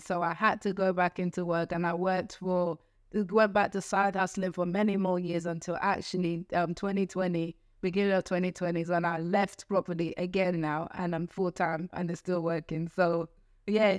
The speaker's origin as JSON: {"language": "English", "region": "London", "country": "United Kingdom", "tie": "born or raised there", "said": "I grew up in East London"}